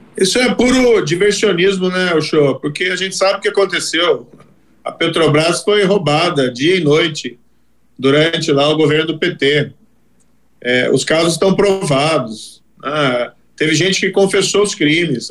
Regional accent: Brazil; Aí eu fui trabalhar, como qualquer outro brasileiro

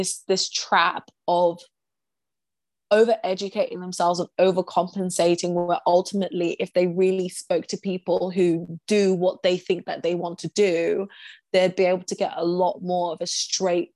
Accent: Essex, East of England, United Kingdom; I grew up in Essex

